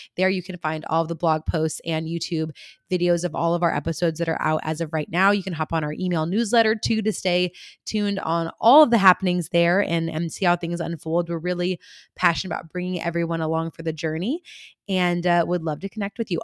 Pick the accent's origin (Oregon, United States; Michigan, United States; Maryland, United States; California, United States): California, United States; I'm from California